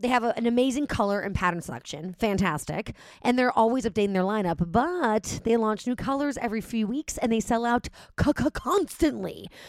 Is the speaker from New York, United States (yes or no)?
yes; New York, United States; because, hello, I'm a New Yorker.